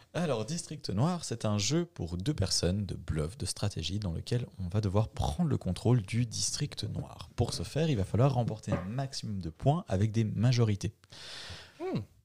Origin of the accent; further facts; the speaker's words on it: Bulle, Fribourg, Switzerland; nous, euh, pauvres Bullois